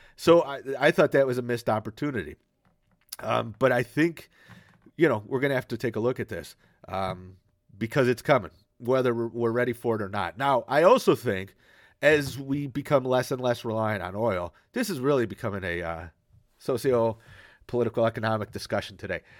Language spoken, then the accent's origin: English; Michigan, United States; Michigan, my home state